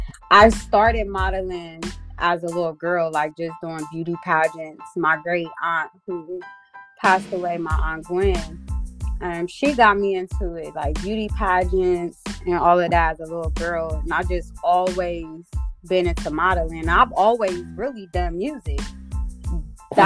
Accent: Columbus, Ohio, United States; also born or lived in Zanesville, Ohio; I am from Columbus, Ohio. Born and raised. I did live in Zanesville, Ohio, which is like not too far from Columbus. I lived there for about 8 years, but I'm from Columbus

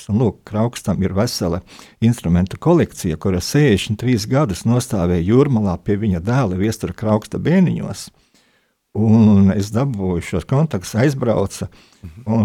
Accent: Siberia, Russia; born there; Esmu dzimis Sibīrijā, un, un to mhm. šoreiz varbūt nestāstīsim.

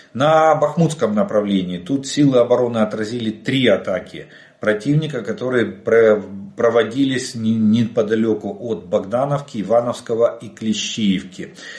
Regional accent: Ukraine; мы из Украины

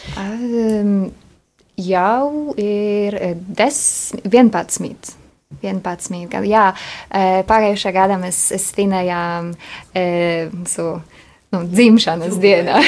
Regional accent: Poland; Latvian is a second language; moved away as an adult; now in Riga, Latvia; Esmu poliete

